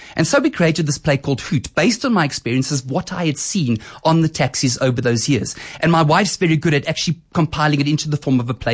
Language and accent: English; Boksburg, Gauteng, South Africa; also born or lived in Germiston; So I grew up in Boksburg and Germiston